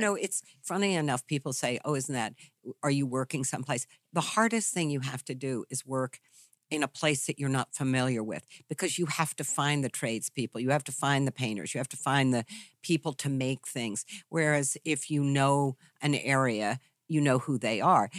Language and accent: English; Charlottesville, Virginia, United States; I grew up in Virginia, in Charlottesville, Virginia